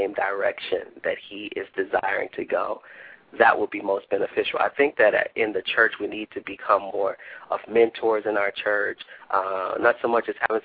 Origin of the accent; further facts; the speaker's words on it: Cleveland, Ohio, United States; also born or lived in Bowling Green, Ohio; now in Toledo, United States; I was born and raised in Cleveland, Ohio